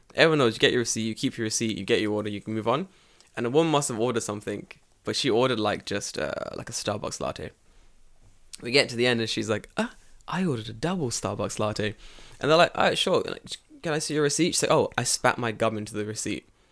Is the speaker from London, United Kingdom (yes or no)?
yes; London, United Kingdom; moved away as an adult; now in Japan; I grew up in London